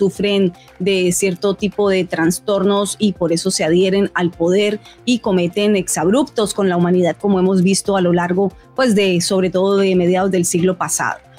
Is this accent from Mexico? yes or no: no; Colombia; Moralmente, los colombianos de bien, y me atrevo así a d